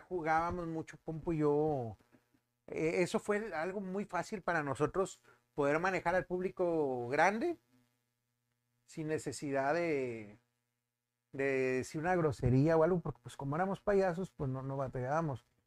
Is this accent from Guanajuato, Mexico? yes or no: no; Monterrey, Nuevo León, Mexico; Soy regio 100%, soy de mero Monterrey